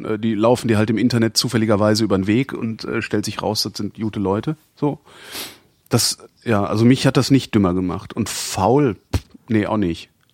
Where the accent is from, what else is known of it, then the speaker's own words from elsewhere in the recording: Cologne, North Rhine-Westphalia, Germany; ich bin ja Kölner